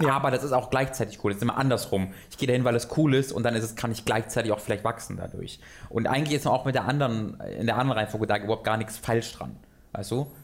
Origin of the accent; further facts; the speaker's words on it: Tönisberg, North Rhine-Westphalia, Germany; ich aus Tönesberg, das hat 3000 Einwohner